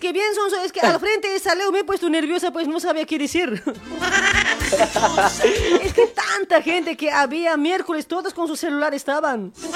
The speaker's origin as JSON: {"language": "Spanish", "country": "Bolivia", "moved": "yes", "lives_now": "Argentina", "said": "cuando nosotros llegamos de Argentina a, Bolivia"}